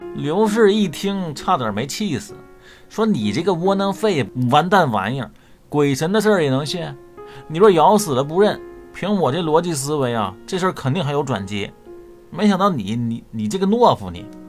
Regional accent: China; 我们中国人

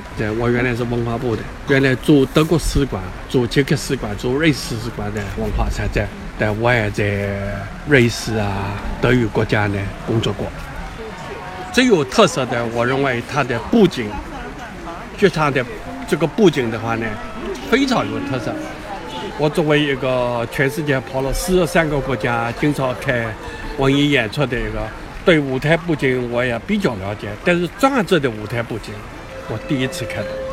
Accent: Taiwan; 我从台湾来，我们也是乐团团员，台北市立交响乐团的团员

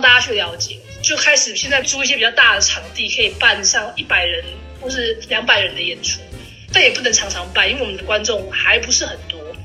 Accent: Taipei, Taiwan; 我是来自台北的脱口秀演员

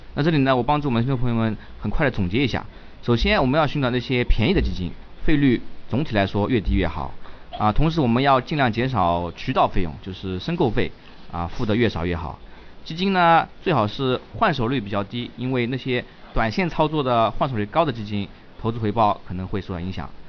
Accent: China; 我们中国人

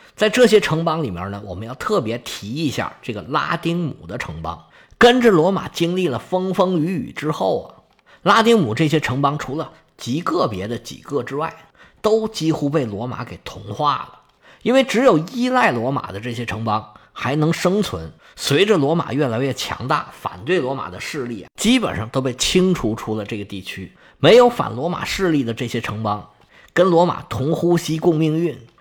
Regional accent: China; 我们中国人特别能理解这个事儿

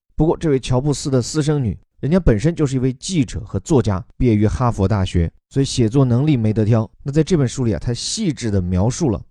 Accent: Chengdu, Sichuan, China; 我的家乡啊，成都 有三千多年的历史了

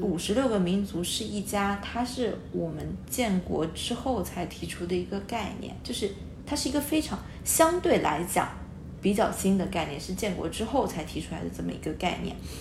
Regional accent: China; 我们中国人，呃，我们是，从小接受到隶属教育是

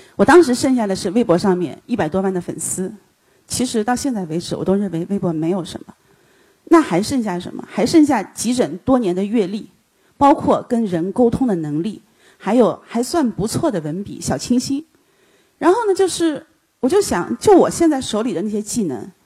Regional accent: China; 他说：“你是大陆来的吧？”我说：“是的。”

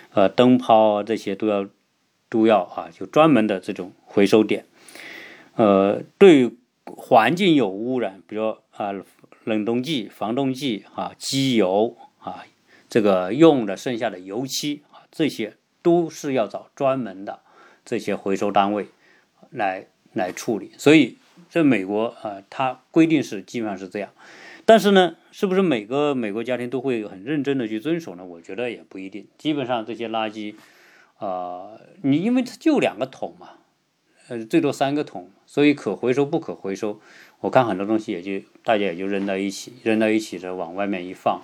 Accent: China; 我们中国人

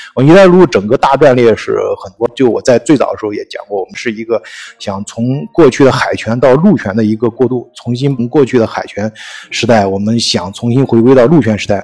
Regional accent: China; 我们中国人

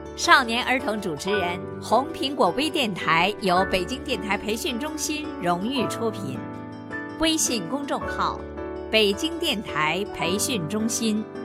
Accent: Liuyang, Hunan, China; 我来自湖南省浏阳市

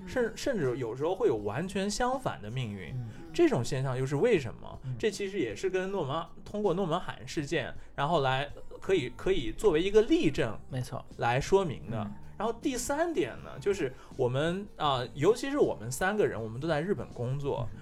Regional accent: China; 我们中国人

